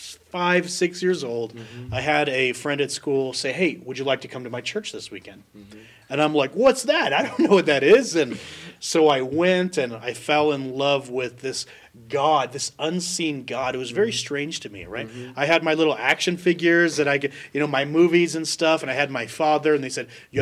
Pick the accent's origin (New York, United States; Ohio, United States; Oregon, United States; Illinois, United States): Oregon, United States; Salem; moved away as an adult; now in Colorado Springs, United States; I was born and raised in Salem, Oregon, on the west coast of the States.